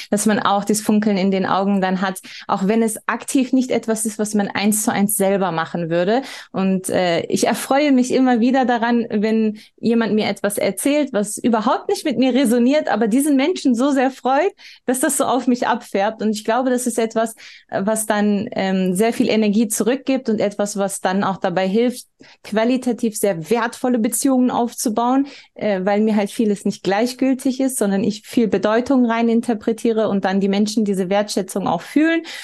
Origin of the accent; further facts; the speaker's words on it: Germany; als eine Person, die hier geboren und aufgewachsen ist